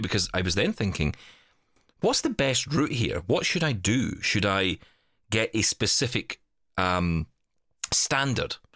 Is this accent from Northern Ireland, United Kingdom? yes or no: no; Glasgow, Scotland, United Kingdom; I was in the city of Glasgow, my hometown